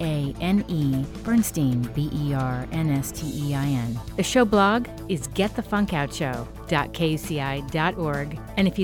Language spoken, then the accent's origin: English; New York, United States; I'm from New York